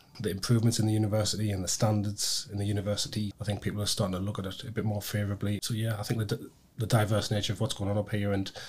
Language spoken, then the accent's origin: English; Sunderland, North East England, United Kingdom; also born or lived in Newcastle; I'm in my mid-40s now. Sunderland born and bred. I moved from Newcastle a few years ago. Been visiting Newcastle, obviously, since I was a kid. Even though I'm from Sunderland, everybody still thinks I'm a Geordie anyway.